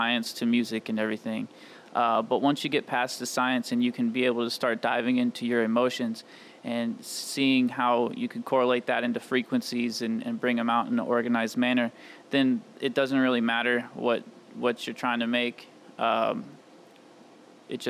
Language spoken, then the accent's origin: English; St. Louis, United States; I'm born and raised in St. Louis, Missouri, on the east side, over in Illinois.